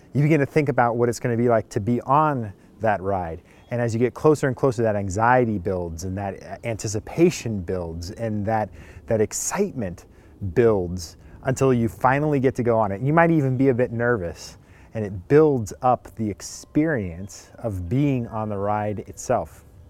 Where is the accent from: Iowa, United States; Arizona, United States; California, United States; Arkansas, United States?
California, United States; I grew up in California